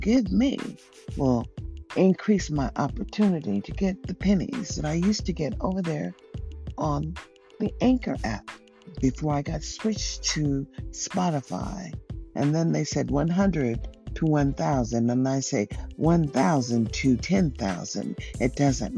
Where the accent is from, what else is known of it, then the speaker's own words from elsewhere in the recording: United States; Living in America, as I was born as an American